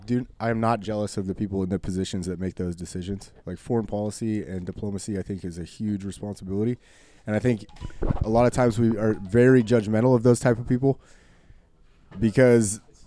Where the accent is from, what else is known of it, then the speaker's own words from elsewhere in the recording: United States; because I am American.